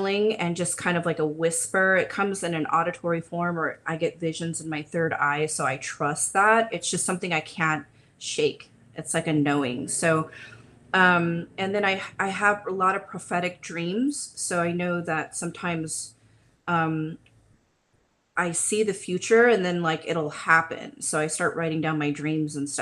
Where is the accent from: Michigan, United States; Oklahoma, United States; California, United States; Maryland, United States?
California, United States; also born or lived in Huntington Beach / Lakewood / Pasadena / Long Beach; I've been born and raised in California, so this is home. Right now I'm located in Huntington Beach, but I've been kind of all over, from Lakewood to Pasadena to Long Beach areas